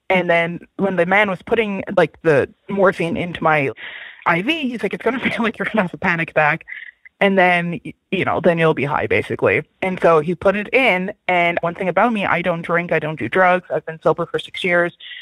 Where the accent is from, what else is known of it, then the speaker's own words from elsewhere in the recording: Newfoundland and Labrador, Canada; now in Vancouver, Canada; I live in Vancouver, Canada, but I am from Newfoundland, Canada.